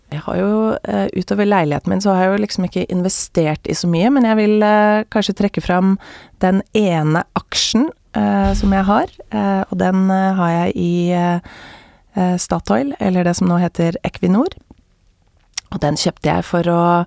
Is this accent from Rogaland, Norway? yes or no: no; Oslo, Norway; jeg vokste jo opp midt i Majorstukrysset